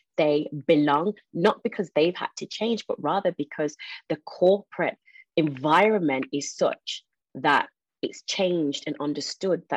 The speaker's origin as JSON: {"language": "English", "town": "Birmingham", "region": "West Midlands", "country": "United Kingdom", "tie": "born or raised there", "said": "I was born in Birmingham, brought up there, but it's also the largest Jamaican community"}